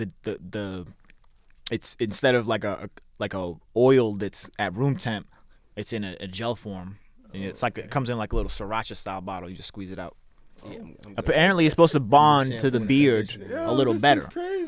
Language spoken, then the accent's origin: English; Brockton, Massachusetts, United States; we grew up in Brockton.